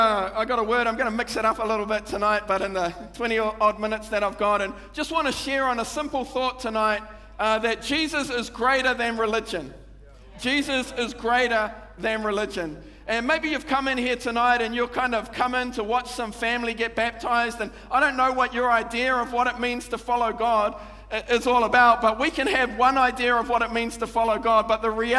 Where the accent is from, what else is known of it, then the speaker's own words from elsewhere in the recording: Manurewa, Auckland, New Zealand; I grew up in Manurewa